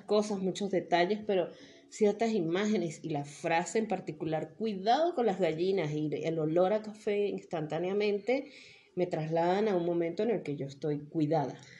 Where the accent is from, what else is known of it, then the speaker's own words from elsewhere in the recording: Mérida, Venezuela; todos los merideños somos italianos